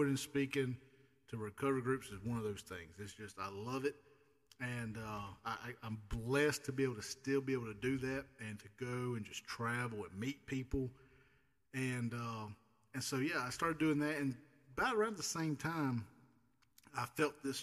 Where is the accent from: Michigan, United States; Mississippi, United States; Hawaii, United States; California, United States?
Mississippi, United States; Clara; born and raised here in Mississippi